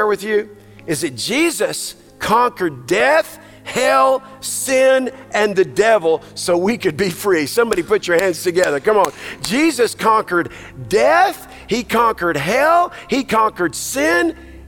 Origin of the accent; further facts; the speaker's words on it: Texas, United States; now I'm a Texan